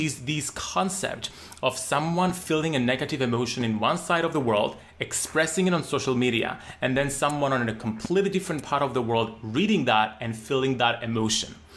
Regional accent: Cyprus; growing up in Cyprus, a very small island in the Mediterranean

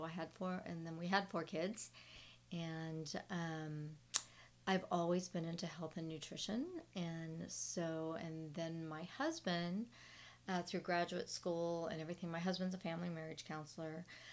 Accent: Southern California, United States; now in Dallas-Fort Worth, United States; I grew up in Southern California

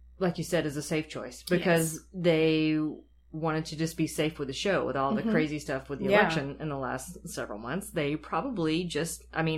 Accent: South Carolina, United States; accent: Southern; now in Los Angeles, United States

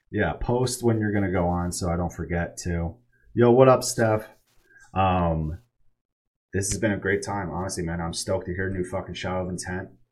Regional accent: Poughkeepsie, New York, United States; now in Texas, United States; I'm from Poughkeepsie, New York.

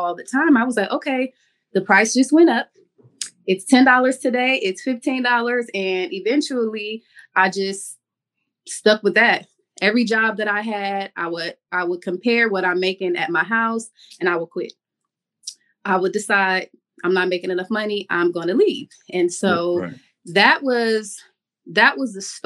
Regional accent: Cleveland, Ohio, United States; moved away as an adult; also born or lived in Miami, Florida / Atlanta, Georgia; now in Jacksonville, United States; I went home to Cleveland because that's where I'm from. I'm from Cleveland, Ohio

